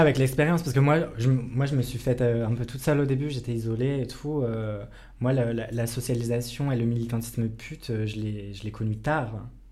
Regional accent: Bourgogne-Franche-Comté, France; moved away; je viens de Franche-Comté

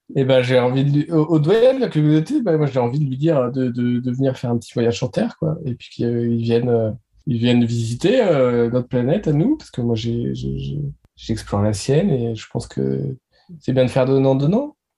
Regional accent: Nantes, Pays de la Loire, France; je suis nantais

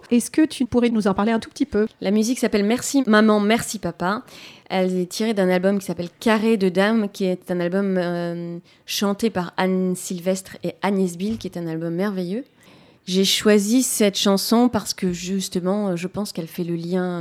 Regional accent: Brazil; French is a second language; D'où ma rencontre, euh, parce que je suis brésilienne, avec le théâtre de l'opprimé.

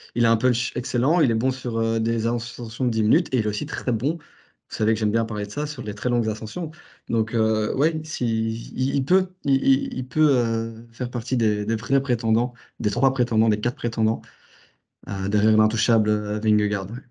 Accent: Belgium; en tant que Belge

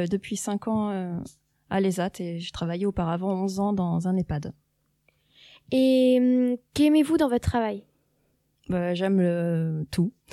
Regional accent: Saint-Floxel, Normandy, France; also born or lived in Montebourg / Valognes / Tours; Enfant, j'habitais à Saint-Floxel.

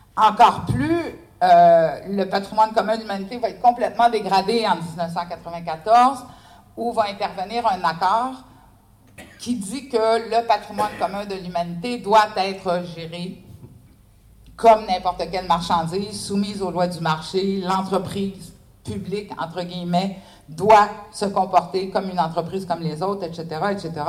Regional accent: Canada; je suis canadienne.

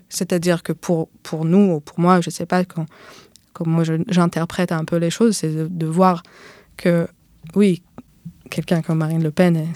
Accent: Israel; moved away as an adult; now in France; Du coup, je suis en France euh, depuis 11 ans et avant, avant ça, j'étais en Israël. J'ai grandi là-bas. Il y a 11 ans, quand j'ai quitté Israël

